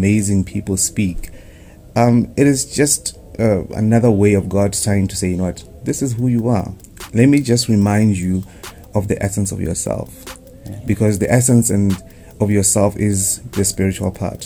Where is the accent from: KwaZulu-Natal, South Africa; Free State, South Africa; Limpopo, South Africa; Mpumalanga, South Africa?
Limpopo, South Africa; Vleifontein; I come from Vleifontein, not Vleifontein.